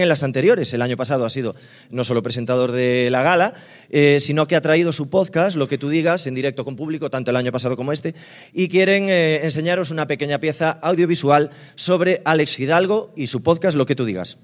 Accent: Galicia, Spain; vengo de Galicia con los bolsillos vacíos y una maleta cargada de sueños e ilusiones

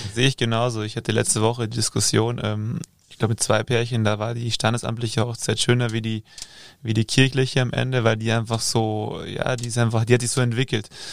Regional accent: Germany; hier bei uns in Deutschland

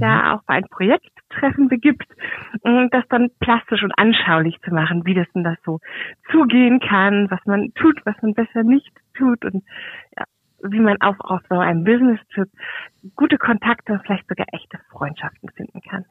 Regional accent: Germany; also born or lived in Kiel; bei uns in Deutschland

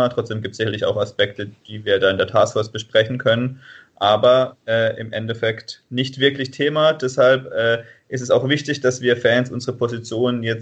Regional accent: Freiburg, Baden-Württemberg, Germany; Grüße aus dem Süden, aus Freiburg. Ich komme hier aus Freiburg und bin Fan des Sportclubs.

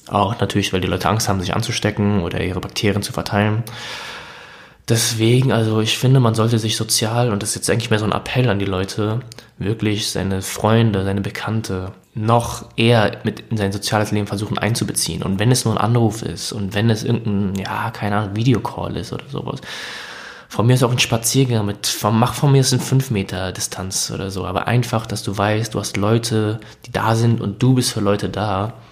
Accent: Hesse, Germany; ich komme aus Hessen

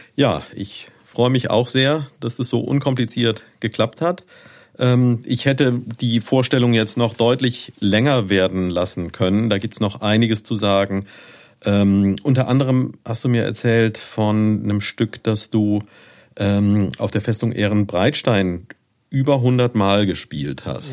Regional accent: Neuwied, Rhineland-Palatinate, Germany; moved away as an adult; Ich bin geboren hier in Neuwied und habe hier auch bis 1985 gelebt. Da habe ich auf dem Lyzeum, wie meine Großmutter immer gesagt hat, äh, Abitur gemacht

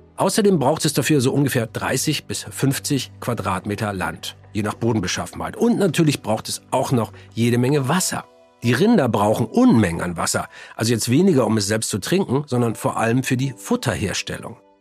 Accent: Germany; hier bei uns in Deutschland

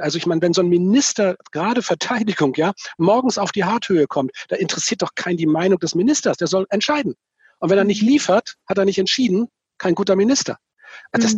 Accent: Itzehoe, Schleswig-Holstein, Germany; einen Pastor in Itzelhoch, da wo ich herkomme, kennengelernt habe

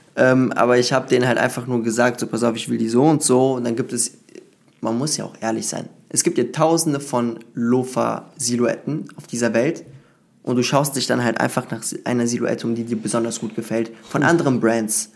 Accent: Cologne, North Rhine-Westphalia, Germany; ich bin aus Köln

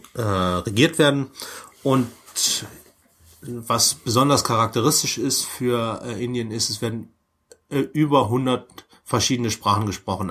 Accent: Germany; als Deutscher

